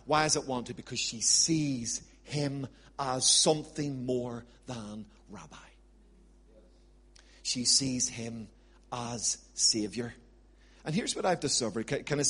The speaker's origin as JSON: {"language": "English", "country": "Ireland", "said": "But I'm an Irishman, so I'm quite tenacious."}